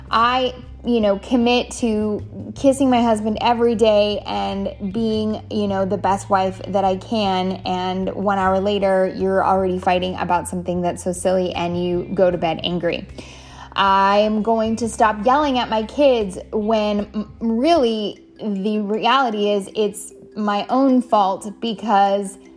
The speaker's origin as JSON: {"language": "English", "country": "Canada", "tie": "born or raised there", "also_born_or_lived": "San Diego, United States", "lives_now": "South Carolina, United States", "said": "I live in South Carolina, born and raised in Canada. Uh, have been migrating my whole life and then somehow migrated really east. Um, I spent the majority of my years in San Diego, California, and now we reside in the beautiful state of South Carolina."}